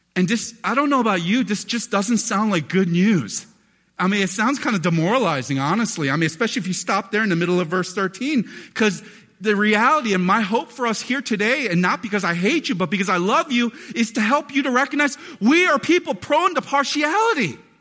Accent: United States; a relatively chubby kid growing up in America

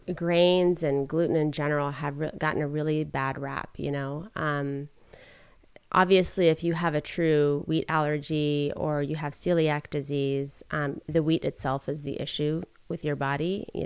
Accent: Philippines; moved away as an adult; now in United States; So something that people find kind of interesting about me is that I grew up in the Philippines. I was born and raised there.

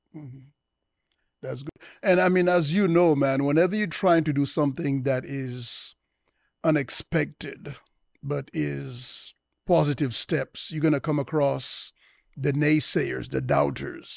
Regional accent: United States; I was born in the United States

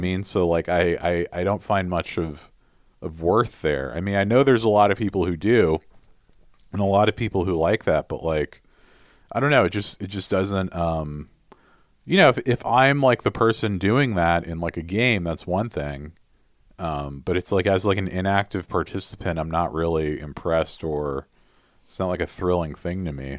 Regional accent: United States; I'm also American

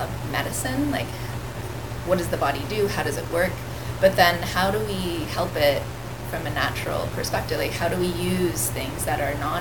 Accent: Brantford, Ontario, Canada; I grew up here. I grew up in Brantford. I've since moved out of Brantford

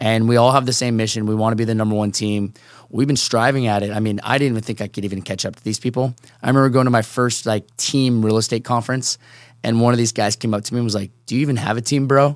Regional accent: Seattle, Washington, United States; also born or lived in Chicago; now in San Diego, United States; born and raised in Seattle

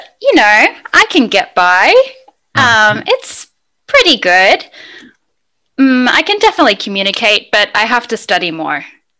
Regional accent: Sydney, New South Wales, Australia; moved away as an adult; now in Madrid, Spain; I'm from Sydney, Australia.

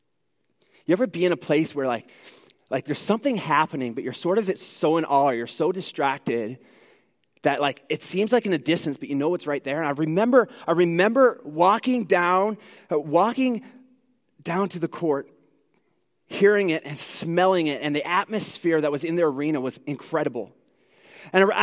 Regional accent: Newfoundland and Labrador, Canada; now in Edmonton, Canada; I am originally from Newfoundland, so if there's like a few words you need to like sort of wonder what I'm saying, well, it's my accent probably coming out a little bit.

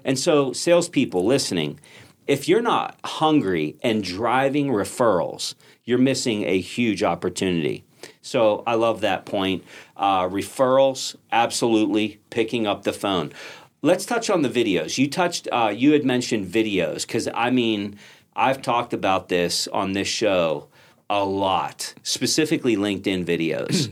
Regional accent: Pittsburgh, Pennsylvania, United States; I'm from Pittsburgh

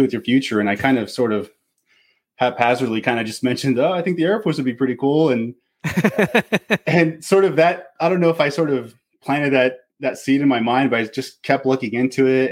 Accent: Pacific Northwest, United States; I'm from the Pacific Northwest

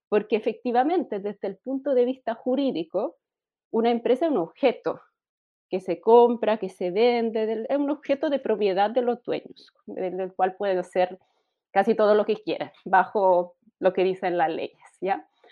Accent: Italy; Spanish is a second language; moved away as an adult; also born or lived in Germany; now in Chile; Yo soy italiana

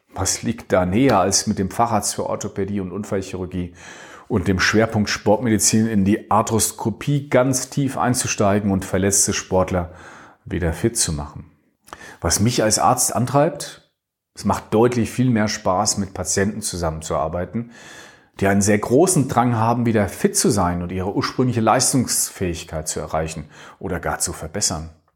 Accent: Dreieich, Hesse, Germany; also born or lived in Langen; spiele jetzt immer noch im selben Verein wie in meiner Kindheit, dem T C Rot-Weiß Sprendlingen

